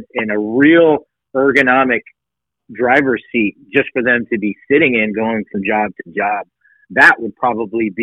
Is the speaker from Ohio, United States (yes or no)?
no; Tehachapi, California, United States; also born or lived in Redondo Beach, California; I was born in Redondo Beach, California. I spent my formative years in a little town called Tehachapi.